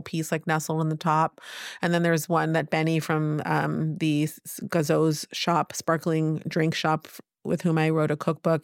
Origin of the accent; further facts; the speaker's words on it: Palo Alto, California, United States; now in Tel Aviv, Israel; I grew up in Palo Alto